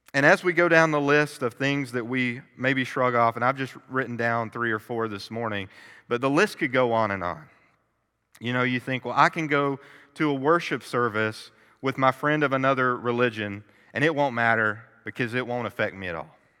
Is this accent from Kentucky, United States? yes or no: yes; Kentucky, United States; I was born and raised in Kentucky